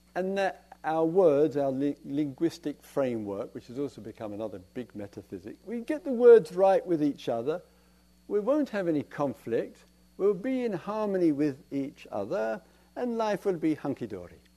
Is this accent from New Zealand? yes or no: no; England, United Kingdom; We're English